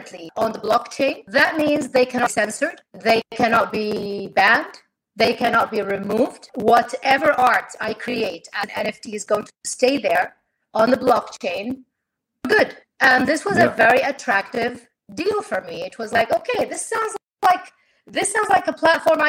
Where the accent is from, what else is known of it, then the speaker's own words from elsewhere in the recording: Kuwait; I am an artist from Kuwait